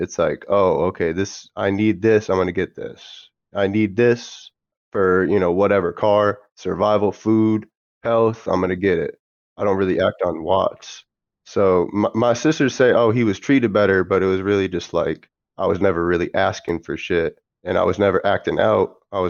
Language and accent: English; Maine, United States; born there; Yeah, I was born in America. I was born in Maine, like deep in Maine, like in the fucking middle of nowhere type of shit in the woods, bro.